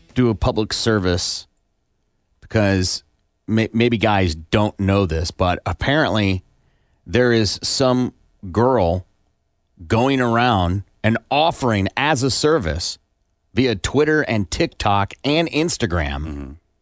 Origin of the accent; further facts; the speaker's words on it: Iowa, United States; also born or lived in Kansas City; now in Tulsa, United States; I grew up in Iowa, lived most of my life growing up there.